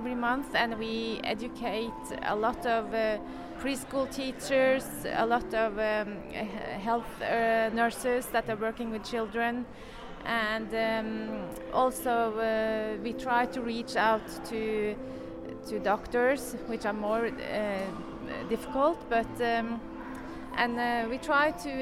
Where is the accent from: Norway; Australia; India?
Norway; I'm from Norway.